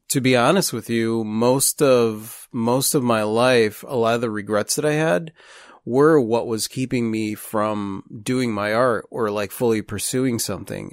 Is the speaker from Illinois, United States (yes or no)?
yes; Chicago, Illinois, United States; now in Pensacola, United States; we're from Chicago